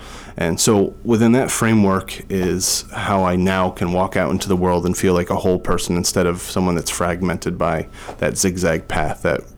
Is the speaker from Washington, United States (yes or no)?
no; New Jersey, United States; moved away as an adult; now in Boston, United States; I was 18 and I moved from New Jersey to Boston, and I was going to Boston University